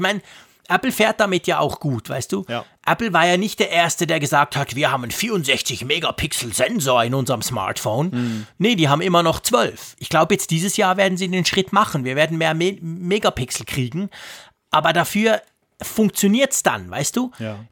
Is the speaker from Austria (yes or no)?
no; Switzerland; hier bei uns in der Schweiz